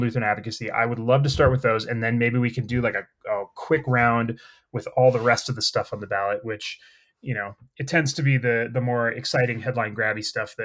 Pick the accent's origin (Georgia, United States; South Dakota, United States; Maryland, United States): South Dakota, United States; now in Colorado, United States; my home state of South Dakota